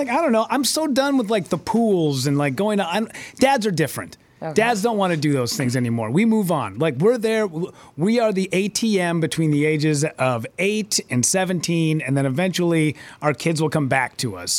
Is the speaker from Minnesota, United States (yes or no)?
yes; Hibbing, Minnesota, United States; I grew up in Hibbing.